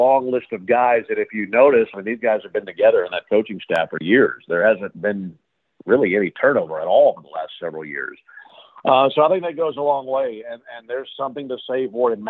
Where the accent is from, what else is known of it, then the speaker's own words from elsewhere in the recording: Madison, Mississippi, United States; right outside my hometown. I'm from Madison, Mississippi.